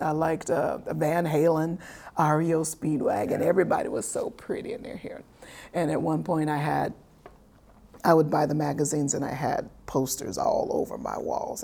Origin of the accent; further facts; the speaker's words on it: Oklahoma, United States; moved away; coming from Oklahoma. Grew up in the dust.